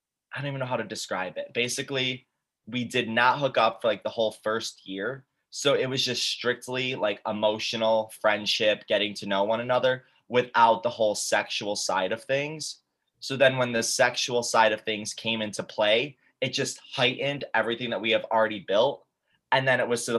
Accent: Syracuse, New York, United States; I'm from Syracuse, New York

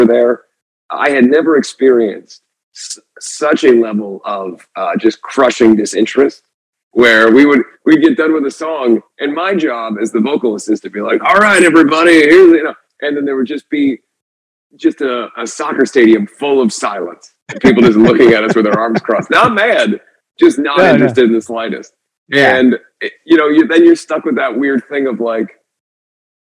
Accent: Ohio, United States; I grew up in Ohio

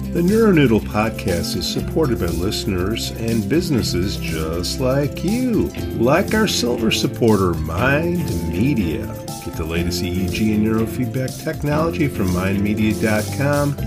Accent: Chicago, Illinois, United States; accent: Chicago; I'm from Chicago, inner city, and I got this dialect.

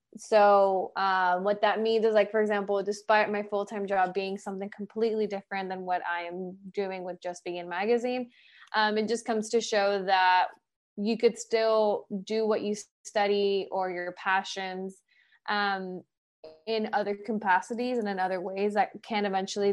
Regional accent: Miami, Florida, United States; moved away as an adult; also born or lived in Los Angeles; I am born and raised in Miami. So I am a native to the city up until I was 18.

